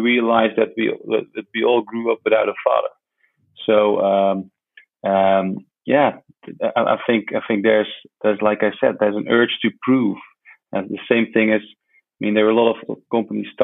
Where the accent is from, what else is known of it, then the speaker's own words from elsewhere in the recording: Netherlands; I was born in the Netherlands